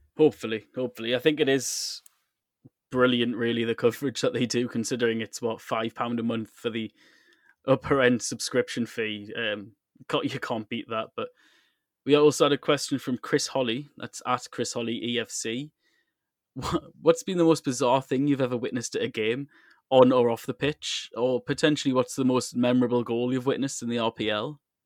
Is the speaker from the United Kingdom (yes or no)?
yes; England, United Kingdom; now in Moscow, Russia; As an English football fan